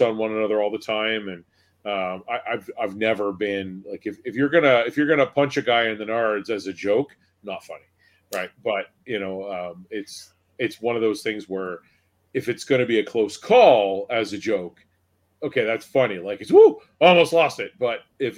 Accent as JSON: {"language": "English", "town": "Newmarket", "region": "Ontario", "country": "Canada", "tie": "born or raised there", "said": "growing up in Newmarket myself"}